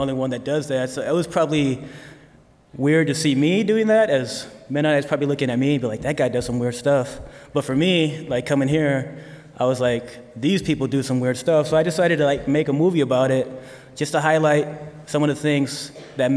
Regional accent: Idaho, United States; moved away as an adult; now in Goshen, United States; I'm from Idaho

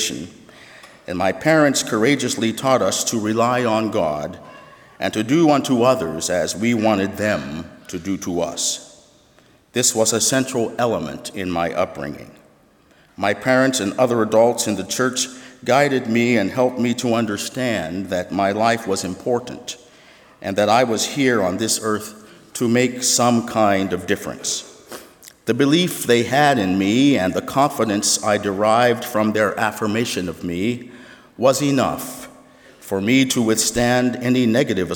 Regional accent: Pittsburgh, Pennsylvania, United States; I was born in Pittsburgh, Pennsylvania, and the first 8 years of my life were spent in the heart of the African American community. When I was 8 years of age, my family moved to a rural setting, buying a 10-acre farm some 40 minutes outside of the city

